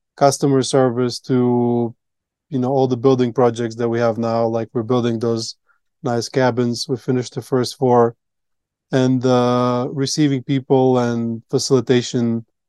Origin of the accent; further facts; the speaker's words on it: Latvia; English is a second language; moved away as an adult; now in Colombia; I grew up in Latvia